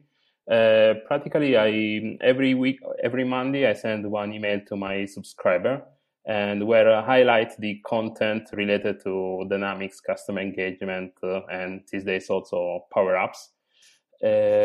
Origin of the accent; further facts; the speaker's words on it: Apulia, Italy; English is a second language; moved away as an adult; now in Bologna, Italy; I'm actually from Puglia, the hill of Italy